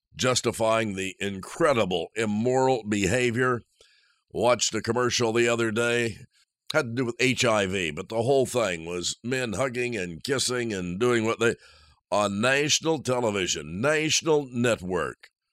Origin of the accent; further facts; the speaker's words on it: Indiana, United States; moved away; I'm from Indiana, so I left the snow and the cold